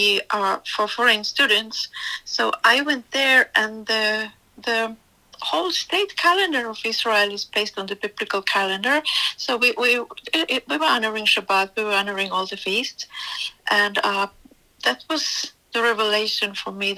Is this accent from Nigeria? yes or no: no; Finland; moved away as an adult; now in Florida, United States; I was born and raised in Finland, North Europe, country between Russia and Sweden.